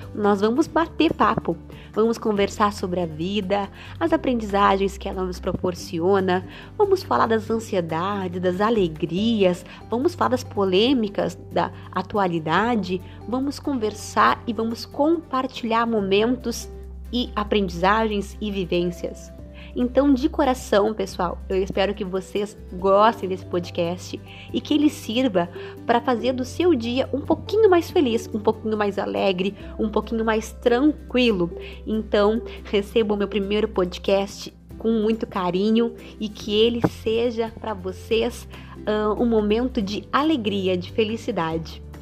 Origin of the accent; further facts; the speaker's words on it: Rio Grande, Rio Grande do Sul, Brazil; Sou aqui de Rio Grande, do Rio Grande do Sul.